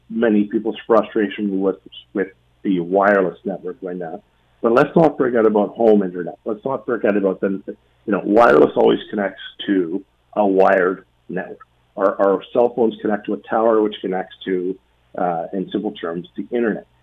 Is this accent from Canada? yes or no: yes; Canada; as Canadian consumers